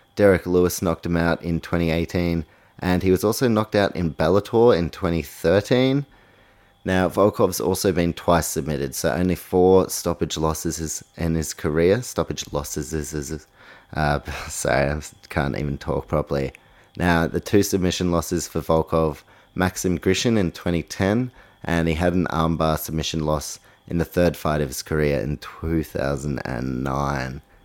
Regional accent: New Zealand; my fellow countryman, Dan Hooker

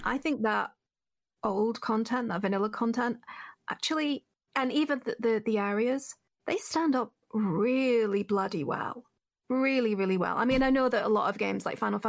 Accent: United Kingdom; I'm British.

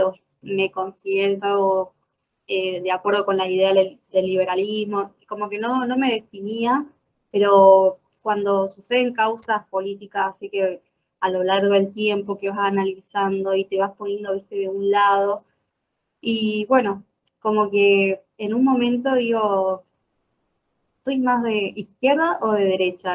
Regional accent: Jujuy, Argentina; moved away as an adult; now in Córdoba, Argentina; nací en Jujuy, en la parte del norte de Argentina, y me vine a estudiar. Ya me instalé acá

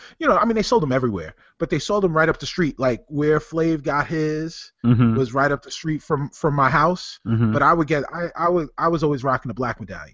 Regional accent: Roosevelt, New York, United States; considering that … is from my hometown of Roosevelt, Long Island.

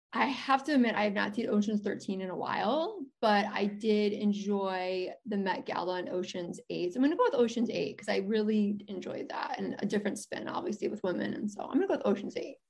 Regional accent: Chicago, Illinois, United States; I'm from Chicago.

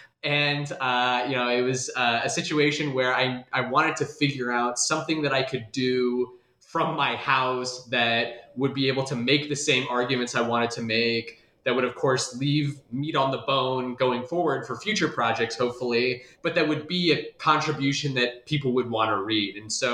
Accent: Des Moines, Iowa, United States; I'm originally from Des Moines, Iowa, and I did my PhD at Ohio State.

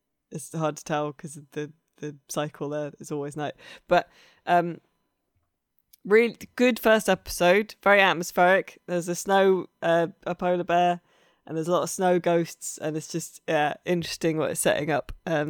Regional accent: Ramsbury, South West England, United Kingdom; I grew up around Ramsbury and all that kind of area where, and Colin Bourne and stuff, where all the World War II paratroopers were trained for D-Day

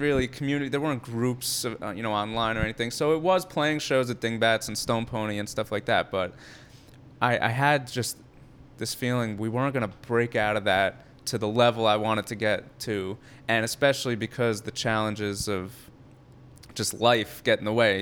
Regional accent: Edison, New Jersey, United States; I'm from Edison, New Jersey, so Central New Jersey

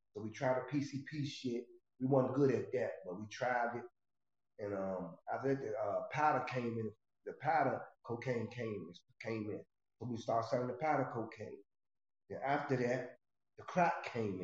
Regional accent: Washington, District of Columbia, United States; I'm from Washington, D.C. Northeast Trinidad. I represent the whole Washington, D.C., though, and the DMV

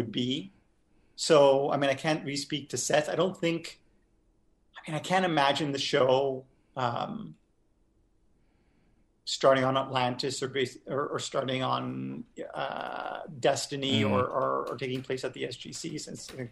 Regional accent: Montreal, Quebec, Canada; I grew up in Montreal

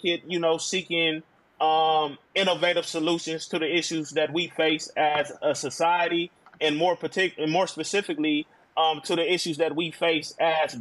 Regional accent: Milwaukee, Wisconsin, United States; now in Georgia, United States; I'm originally from Milwaukee, Wisconsin, born and raised

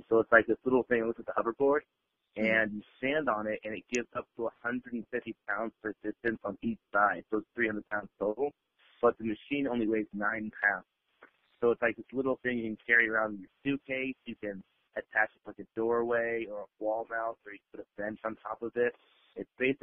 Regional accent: Las Vegas, Nevada, United States; I am from Vegas

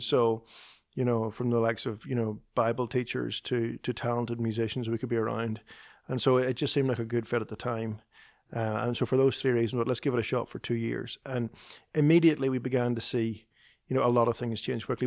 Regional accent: Northern Ireland, United Kingdom; moved away as an adult; now in Nashville, United States; Chris and I both grew up in the north of Ireland

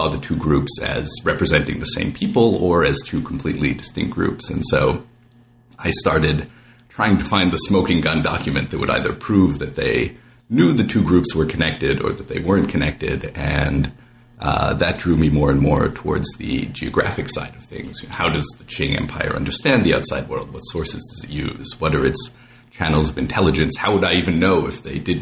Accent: Vancouver, British Columbia, Canada; moved away; growing up in Vancouver with its Asia-Pacific focus

